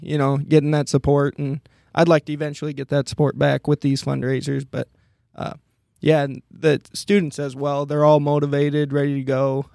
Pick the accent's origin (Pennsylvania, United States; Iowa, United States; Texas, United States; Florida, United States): Iowa, United States; Monticello; originally, I'm from Monticello, Iowa, which is about an hour and a half east of here